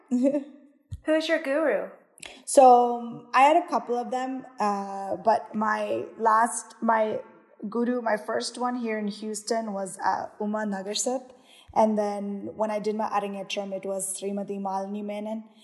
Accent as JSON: {"language": "English", "region": "Kerala", "country": "India", "lives_now": "United States", "said": "I'm from Kerala, so anyone who was U.S. Keralites, they would have competitions, or within your church, or anything like community wise."}